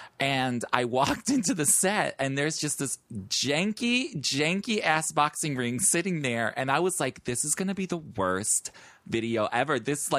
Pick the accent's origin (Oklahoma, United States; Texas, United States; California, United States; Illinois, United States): Illinois, United States; Chicago; moved away as an adult; now in New York, United States; I'm just white, and I'm from Chicago